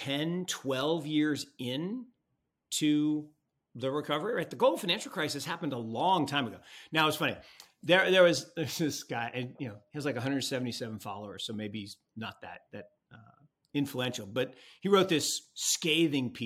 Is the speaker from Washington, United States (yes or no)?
yes; Seattle, Washington, United States; I grew up in Seattle